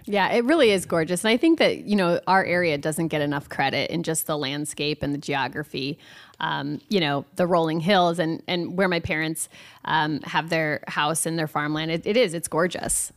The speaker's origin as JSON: {"language": "English", "town": "Hinton", "region": "Iowa", "country": "United States", "tie": "born or raised there", "also_born_or_lived": "Cedar Rapids, Iowa", "said": "I grew up in Hinton, Iowa, um, went to high school there"}